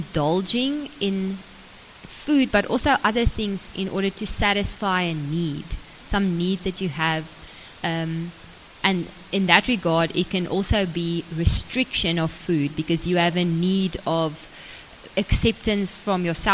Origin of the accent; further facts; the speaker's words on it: Nelspruit, Mpumalanga, South Africa; moved away; grew up in Nelspruit in Mpumalanga.